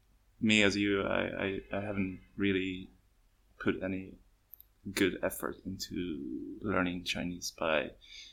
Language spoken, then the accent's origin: English; Sweden; English is a second language; now in Xiamen, China; I come from Sweden. So if at any time during this interview where you feel like, what's wrong with his English, please have some... you will understand that I'm not a native English speaker, but I'm doing my best.